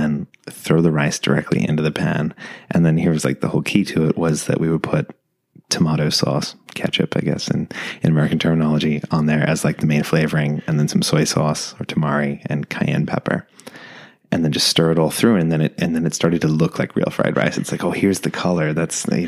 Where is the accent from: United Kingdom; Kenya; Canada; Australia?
Australia; Shepparton, Victoria; moved away as an adult; We had this tiny little house that we grew up in Shepparton in Australia.